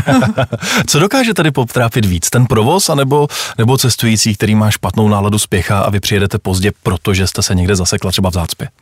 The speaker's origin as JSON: {"language": "Czech", "region": "Prague", "country": "Czechia", "tie": "born or raised there", "said": "vyrůstal jsem na Pražském Smíchově"}